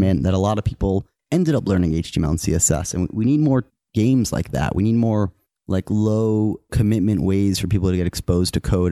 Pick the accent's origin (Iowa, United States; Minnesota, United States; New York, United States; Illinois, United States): New York, United States; also born or lived in Wisconsin; I grew up in New York and I, I, I loved the city and I knew I was gonna live there my whole life